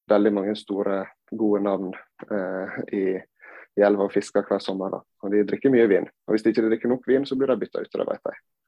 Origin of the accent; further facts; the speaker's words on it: Sandane, Vestland, Norway; also born or lived in Gran Canaria, Spain / Førde / Oslo; Jeg er jo da oppvokst på eh, Gloppen hotell